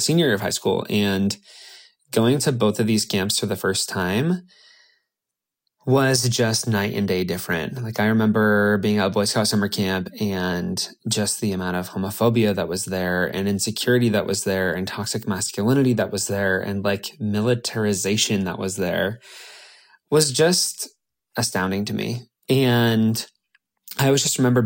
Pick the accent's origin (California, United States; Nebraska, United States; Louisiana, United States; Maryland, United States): Nebraska, United States; As a little queer kid growing up in Nebraska